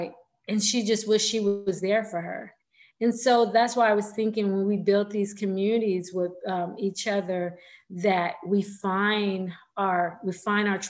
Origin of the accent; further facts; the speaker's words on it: California, United States; I'm from California